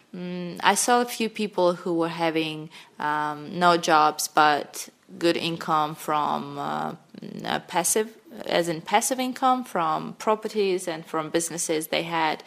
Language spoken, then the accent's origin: English; Sakhalin Oblast, Russia; English is a second language; moved away as an adult; also born or lived in Moscow, Russia / China; I grew up on a small, on a big island, on a small, uh, in a small town in Russia that is in the north of Japan, far east of Russia, that is called Sakhalin Island